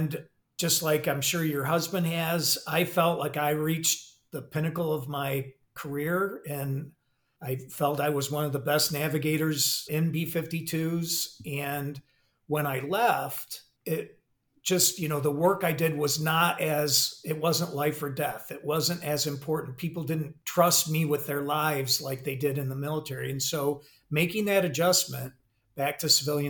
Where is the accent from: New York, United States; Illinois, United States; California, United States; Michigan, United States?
Michigan, United States; moved away as an adult; I'm originally from Michigan, went to Michigan State